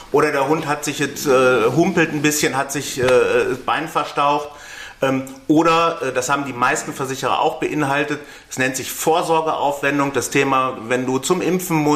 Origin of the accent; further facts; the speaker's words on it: North Rhine-Westphalia, Germany; Ähm, ich komme aus Nordrhein-Westfalen.